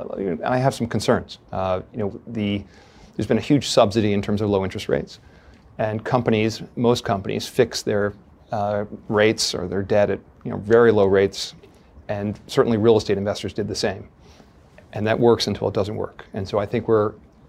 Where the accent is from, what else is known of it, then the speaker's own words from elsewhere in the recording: Chappaqua, New York, United States; I grew up in Chappaqua, New York.